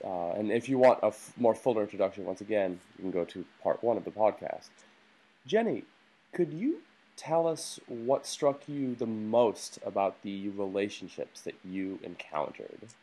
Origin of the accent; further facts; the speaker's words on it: United States; as an American